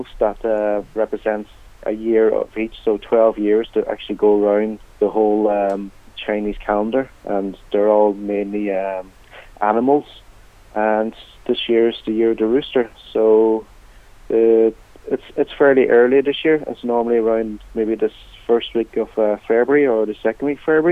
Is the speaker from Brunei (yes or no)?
no; Buncrana, Ulster, Ireland; also born or lived in Hong Kong; I was born in Hong Kong, 1977. And I moved to Donegal when I was around 8